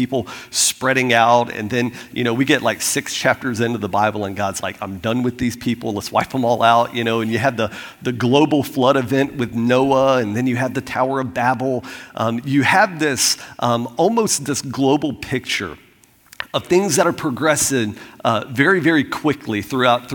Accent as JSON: {"language": "English", "region": "Florida", "country": "United States", "moved": "yes", "said": "I'm from Florida"}